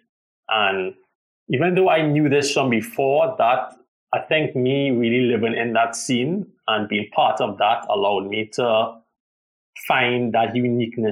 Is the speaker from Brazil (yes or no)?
no; Trinidad & Tobago; I am from Trinidad